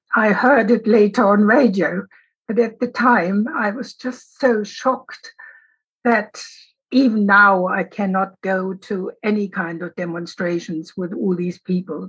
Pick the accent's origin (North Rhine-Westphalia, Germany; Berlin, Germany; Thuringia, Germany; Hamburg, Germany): Berlin, Germany; growing up in West Berlin